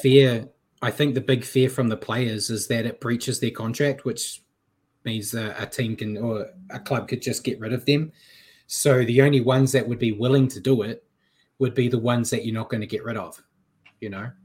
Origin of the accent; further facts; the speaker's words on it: New Zealand; I'm a Kiwi